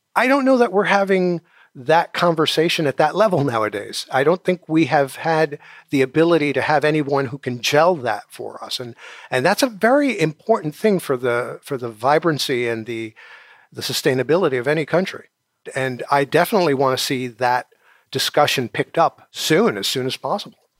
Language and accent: English; New York City, New York, United States; I'm originally from New York City